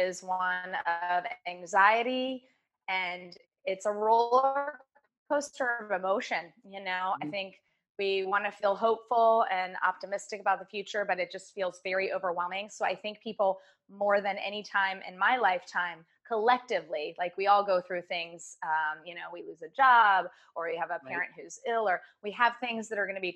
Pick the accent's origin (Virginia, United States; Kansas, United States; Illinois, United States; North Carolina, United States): Virginia, United States; Virginia Beach; I grew up in Virginia Beach, very active from age two.